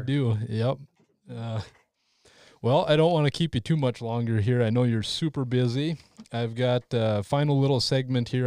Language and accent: English; North Dakota, United States; my home state of North Dakota